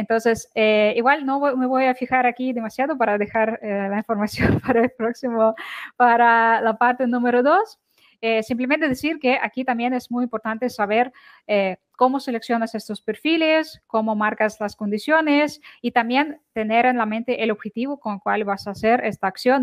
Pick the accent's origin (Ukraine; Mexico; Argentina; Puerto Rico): Ukraine; now in Barcelona, Spain; Soy de Ucrania